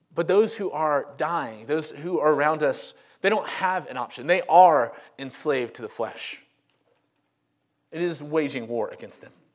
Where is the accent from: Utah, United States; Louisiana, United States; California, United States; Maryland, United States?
Louisiana, United States; Monroe; also born or lived in Crestwood; now in Homewood, United States; I am from Monroe, Louisiana, and that is the home of Duck Dynasty. But I grew up, um, I'm in my mid-thirties